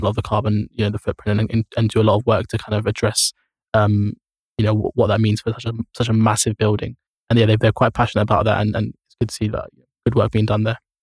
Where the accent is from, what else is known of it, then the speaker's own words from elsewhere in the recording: London, United Kingdom; as a teenager growing up in Camden